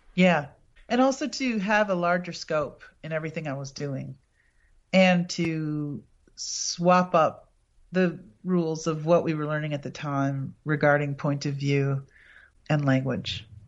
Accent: Appleton, Wisconsin, United States; my hometown, Appleton, is the birthplace and burial place of Senator Joseph McCarthy.

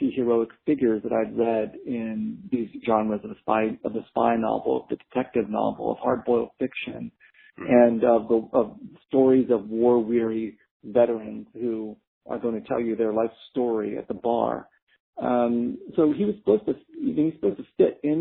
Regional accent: San Jose, California, United States; also born or lived in Vietnam; I was growing up in San Jose, California, as a refugee

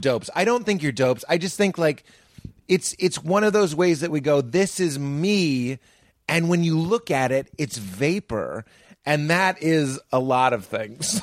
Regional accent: Boston, Massachusetts, United States; I am from Boston.

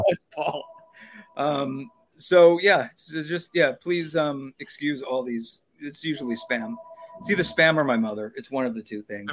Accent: Long Island, New York, United States; moved away as an adult; also born or lived in Los Angeles; I'm from New York. I'm from Long Island.

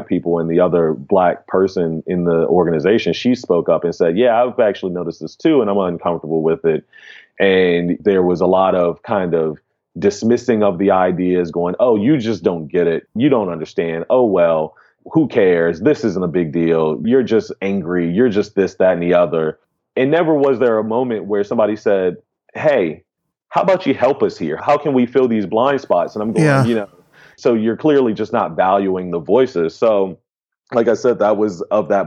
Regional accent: Atlanta, Georgia, United States; also born or lived in Baltimore, Maryland; I moved from Baltimore when I was about 9 or 10 and came to Atlanta

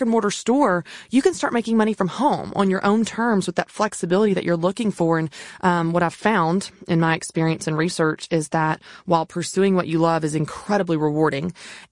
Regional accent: the South, United States; also born or lived in Tennessee; I wasn't raised on a farm, even though I grew up in the South

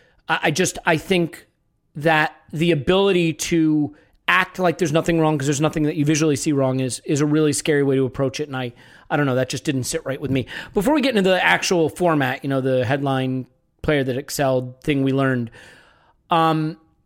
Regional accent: United States; an American

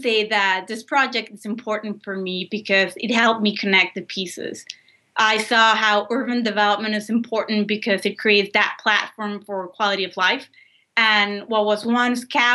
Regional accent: Monterrey, Nuevo León, Mexico; moved away as an adult; now in New Orleans, United States; I was raised in Monterrey, Mexico

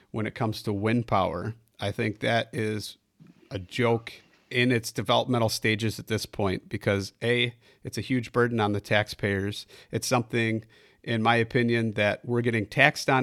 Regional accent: Illinois, United States; I'm from Illinois

